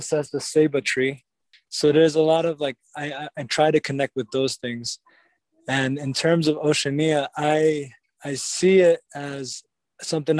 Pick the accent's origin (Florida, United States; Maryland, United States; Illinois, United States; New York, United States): New York, United States; New York City; moved away as an adult; now in Utah, United States; I was born and raised in Lenape territory, or Brooklyn, New York.